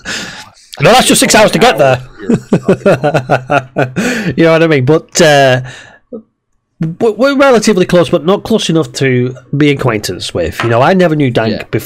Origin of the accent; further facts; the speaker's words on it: Preston, North West England, United Kingdom; I'm from Preston as well